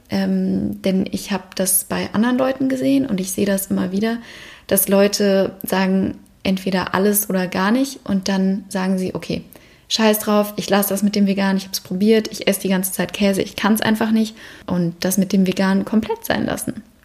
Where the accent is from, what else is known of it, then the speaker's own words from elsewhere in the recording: Bavaria, Germany; bin ich in Bayern aufgewachsen